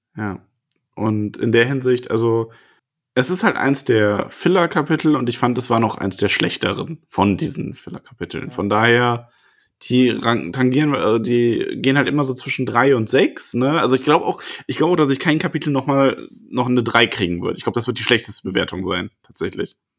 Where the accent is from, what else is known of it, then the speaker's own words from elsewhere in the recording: Solingen, North Rhine-Westphalia, Germany; ich bin überhaupt nicht aus dem Ruhr. Ich bin aus Solingen, das ist nicht Ruhrpott